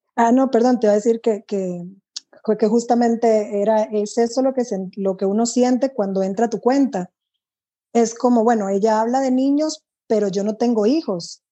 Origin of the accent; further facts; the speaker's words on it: Dominican Republic; now in Costa Rica; yo soy de, de República Dominicana, no tengo amigas en Costa Rica